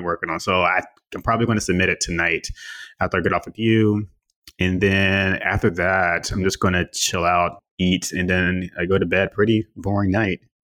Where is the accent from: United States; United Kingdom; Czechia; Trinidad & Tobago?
Trinidad & Tobago; I am from Trinidad and Tobago.